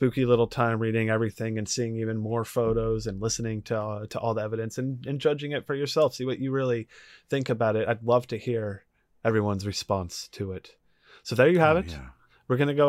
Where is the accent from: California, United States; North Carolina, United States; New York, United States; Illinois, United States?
New York, United States; Brooklyn; Otherwise, hey, I'm from Brooklyn.